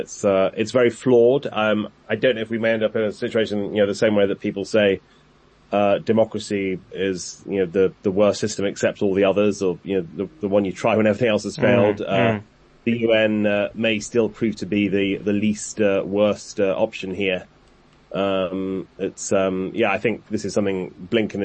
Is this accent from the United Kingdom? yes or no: yes; United Kingdom; now in Washington, United States; I say this as a Brit